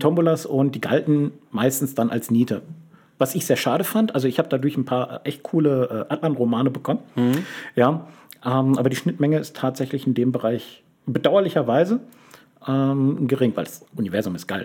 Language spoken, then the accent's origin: German; Lünen, North Rhine-Westphalia, Germany; moved away; ich habe lange Zeit an einem Ort gelebt, den ich persönlich sehr öde fand. Lünen, Lünen an der Lippe